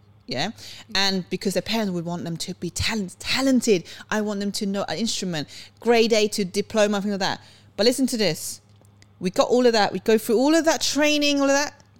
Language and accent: English; Sweden; moved away; I was born in Sweden.